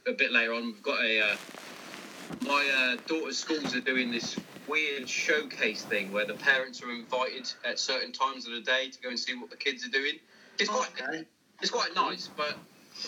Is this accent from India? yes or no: no; Hereford, West Midlands, United Kingdom; my mum's Welsh, and I'm from Hereford